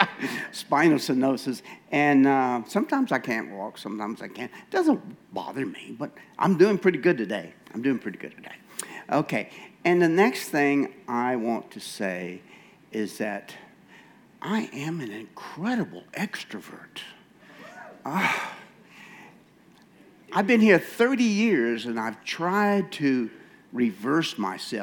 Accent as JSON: {"language": "English", "country": "United States", "moved": "as an adult", "said": "I'm from America, and very American, I'm sorry. I've been here 30 years, but I'm just very American"}